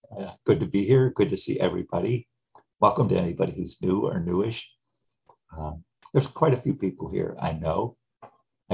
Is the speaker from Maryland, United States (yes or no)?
no; Gary, Indiana, United States; I grew up in the Midwest in the 50s and 60s. I was raised in Gary, Indiana